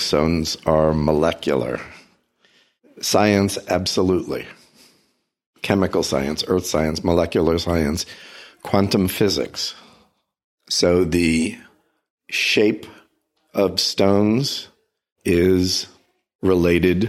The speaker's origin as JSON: {"language": "English", "region": "New Jersey", "country": "United States", "tie": "born or raised there", "moved": "yes", "said": "I grew up in New Jersey."}